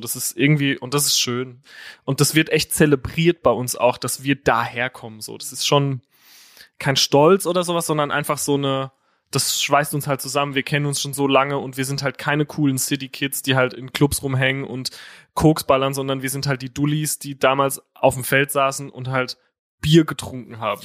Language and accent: German; Herxheim, Rhineland-Palatinate, Germany; now in Berlin, Germany; Aus Herxheim